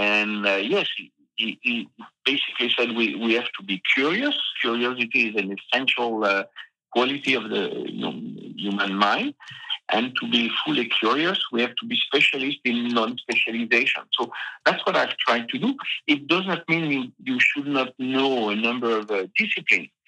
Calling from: Massif Central, France; it's just the Massif Central, you know, these uh, old uh, mountains in the center of France.

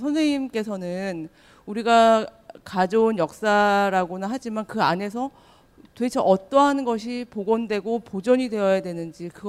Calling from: Bundang, Gyeonggi Province, South Korea; 분당에서 왔습니다.

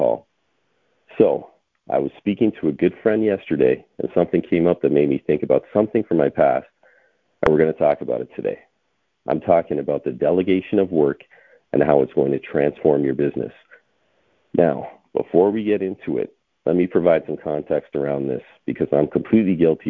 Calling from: Toronto, Ontario, Canada; I'm calling in from Toronto, Ontario, Canada

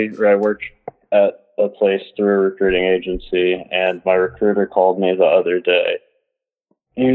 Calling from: Philadelphia, Pennsylvania, United States; I'm calling from Philadelphia.

